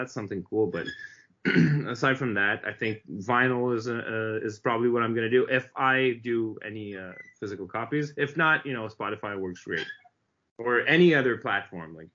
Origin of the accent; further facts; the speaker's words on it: Montreal, Quebec, Canada; We're both from Montreal